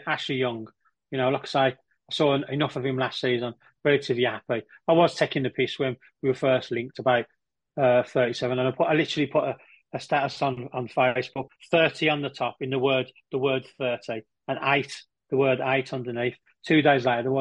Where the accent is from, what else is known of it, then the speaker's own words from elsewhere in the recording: Birmingham, West Midlands, United Kingdom; my accent and all the story I've told you about me being from Birmingham, my dad was Scottish